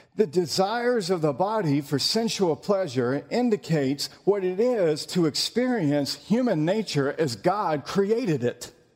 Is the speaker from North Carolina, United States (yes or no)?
yes; North Carolina, United States; I'm from North Carolina.